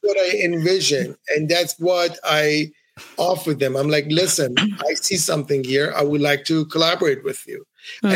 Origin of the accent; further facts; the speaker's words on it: Ottawa, Ontario, Canada; moved away as an adult; also born or lived in Iran; now in Montreal, Canada; I grew up in Ottawa, Canada. I moved to Montreal, Canada, where I am today.